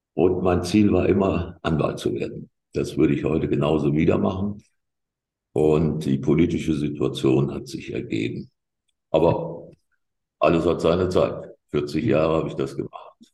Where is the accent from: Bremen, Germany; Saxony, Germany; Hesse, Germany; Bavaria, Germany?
Hesse, Germany; Gießen; ich komme aus Gießen und das war immer alles eine rote Landschaft.